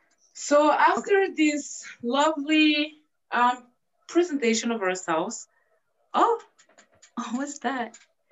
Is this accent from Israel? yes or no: no; France; I'm from France. And I'm 22 years old